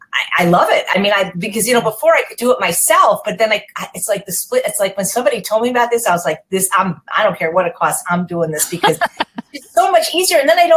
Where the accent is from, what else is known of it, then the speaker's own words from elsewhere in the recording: Chicago, Illinois, United States; now in Los Angeles, United States; Well, I'm from Chicago, but I've lived in Los Angeles most of my life.